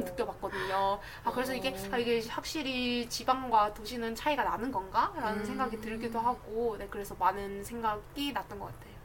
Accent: South Gyeongsang, South Korea; moved away; 저는 본가가 경남이니까

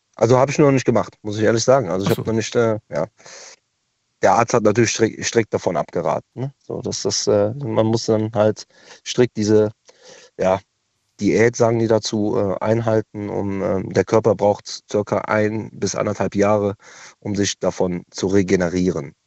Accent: Cologne, North Rhine-Westphalia, Germany; Ich komme zwar aus Köln

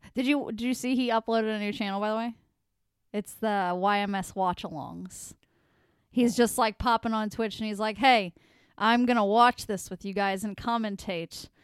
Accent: United States; I'm an American

